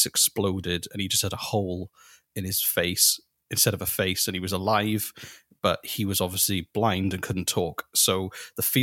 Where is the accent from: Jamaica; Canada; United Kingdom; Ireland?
United Kingdom; I'm not. North American. I'm British.